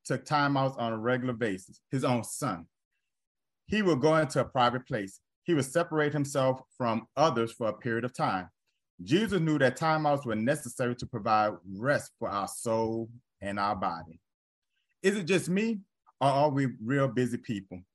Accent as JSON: {"language": "English", "town": "New Orleans", "region": "Louisiana", "country": "United States", "tie": "born or raised there", "moved": "yes", "said": "in my home state, in my home city"}